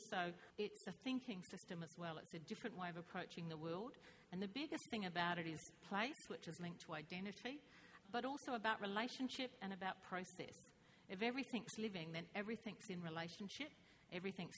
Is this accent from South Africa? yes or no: no; Perth, Western Australia, Australia; I was born and brought up in Perth, but my family's from the Pilbara